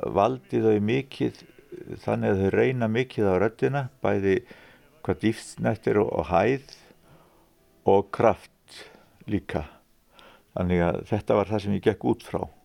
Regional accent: Fnjóskadalur, Northeastern Region, Iceland; also born or lived in Vatnsdalur; ólst ég nú upp í Fnjóskardal að miklu reyti

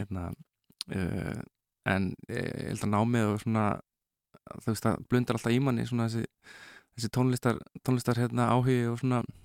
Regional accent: Reykjavík, Capital Region, Iceland; ég er nú bara úr hvað var það, Vesturbænum og Nesunu

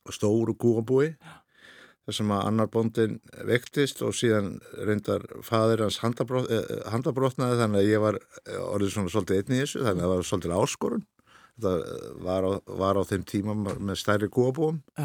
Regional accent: Birkihlíð, Reykholtsdalur, Borgarfjörður, Western Region, Iceland; also born or lived in Hvanneyri; uppalinn á bæði sem heitir Birkilhið í Reykjóldstæli borgarhið

